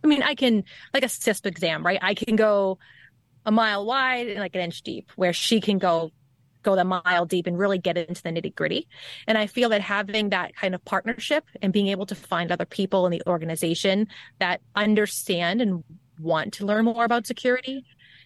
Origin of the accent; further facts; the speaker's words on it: Boston, Massachusetts, United States; accent: Bostonian; the Bostonian side of my accent.